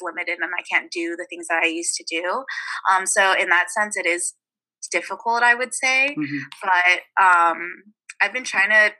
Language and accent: English; Alameda, California, United States; Right now I'm back home in the Bay Area. I'm from Alameda, which is like a really small island town that's situated in the Bay